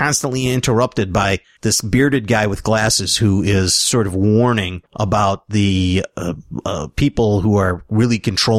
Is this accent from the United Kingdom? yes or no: no; Sweden; English is a second language; Yeah, I'm from Sweden.